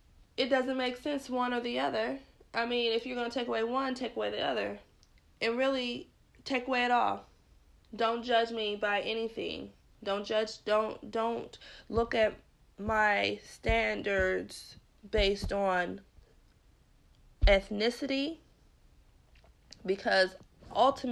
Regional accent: United States; I'm just an American because this is where I was born

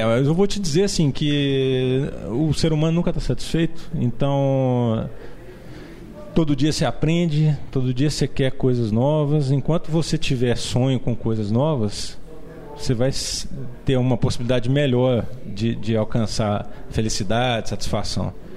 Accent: Belo Horizonte, Minas Gerais, Brazil; que eu sou um brasileiro, que eu nasci em Belo Horizonte

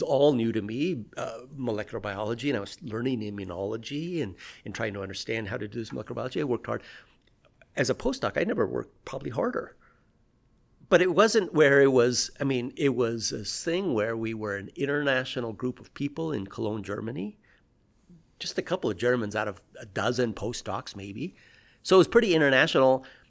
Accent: Peru; born there; I was born in Peru.

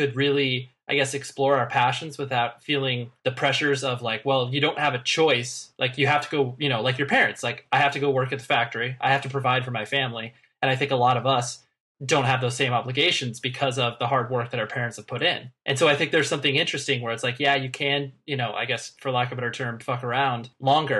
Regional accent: Las Vegas, Nevada, United States; I was born in Vegas

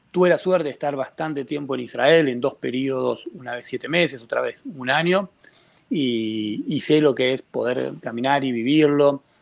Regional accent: Buenos Aires, Argentina; accent: Argentine; Que soy argentino, se me nota en el hablar.

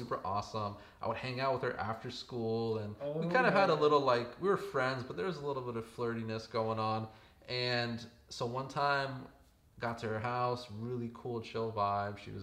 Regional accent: Southern California, United States; now in Bay Area, United States; here in the Bay Area, which is, I don't know, I'm from SoCal.

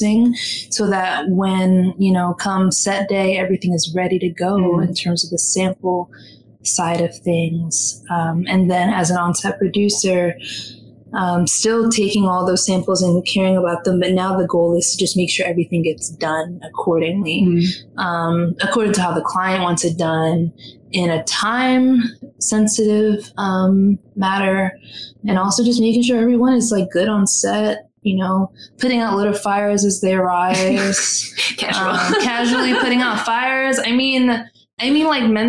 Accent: Philadelphia, Pennsylvania, United States; moved away as an adult; now in New York, United States; I was born and raised in West Philadelphia.

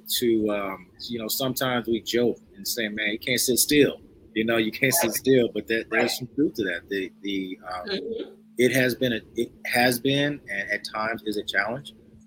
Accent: Chicago, Illinois, United States; I'm a filmmaker from Chicago.

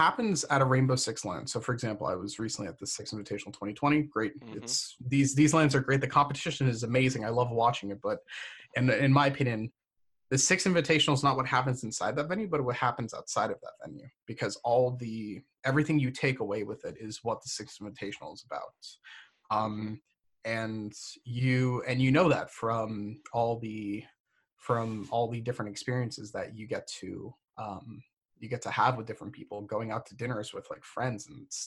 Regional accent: Florida, United States; moved away as an adult; also born or lived in Massachusetts; I'm from Florida, but I just recently got done spending 4 years in Massachusetts

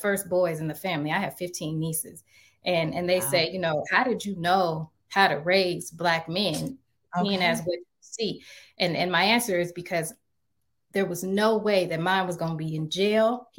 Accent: Seattle, Washington, United States; also born or lived in Little Rock, Arkansas; I'm from Little Rock, Arkansas, and I grew up in Seattle. And we came to Seattle

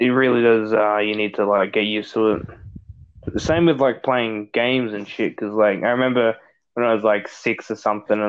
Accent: Australia; I'm Australian.

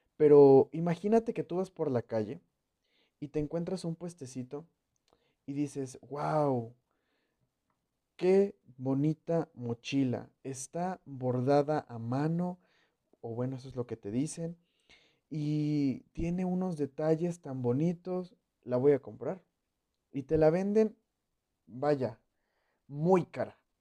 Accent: Mexico; yo soy mexicano.

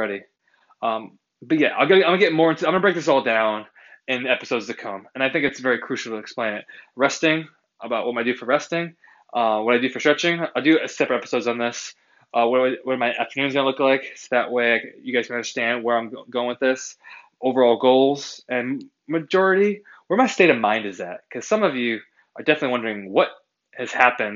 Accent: Massachusetts, United States; I'm an East Coaster, I am from Massachusetts

